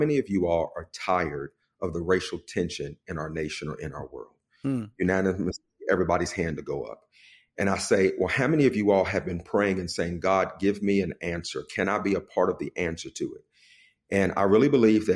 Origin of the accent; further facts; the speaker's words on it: West Virginia, United States; moved away as an adult; now in Florida, United States; I was born and raised in West Virginia